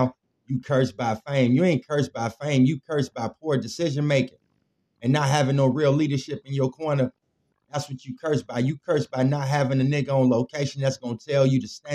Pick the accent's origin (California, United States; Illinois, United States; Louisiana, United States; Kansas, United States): Illinois, United States; Chicago; I'm from Chicago